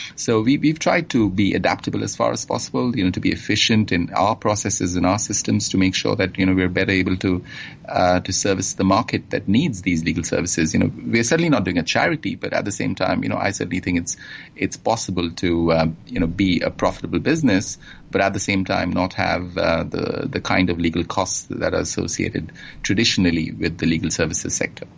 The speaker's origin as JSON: {"language": "English", "town": "Kolkata", "region": "West Bengal", "country": "India", "tie": "born or raised there", "also_born_or_lived": "England", "moved": "yes", "lives_now": "Singapore", "said": "I was born and grew up uh, in India in, um, in a city called Calcutta on the eastern coast, and uh, sort of spent my formative years there."}